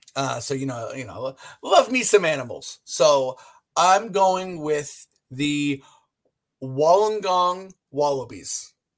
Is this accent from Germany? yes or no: no; Canada; now in Toronto, Canada; we're Canadian